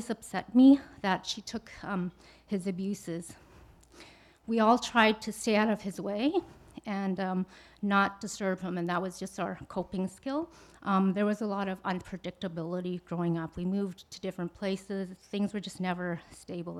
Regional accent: Canada; also born or lived in Vietnam; I was born in Vietnam. I came to Canada when I was 4 years old

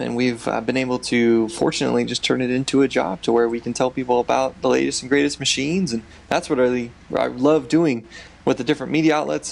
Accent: Southern California, United States; we grew up in Southern California

